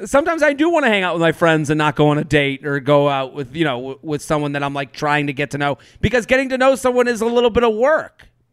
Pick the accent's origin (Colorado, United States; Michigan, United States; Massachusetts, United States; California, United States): Massachusetts, United States; outside of Boston; growing up outside of Boston